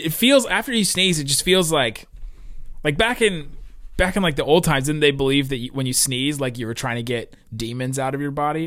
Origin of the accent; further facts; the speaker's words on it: Cincinnati, Ohio, United States; also born or lived in Los Angeles, California; I grew up in Cincinnati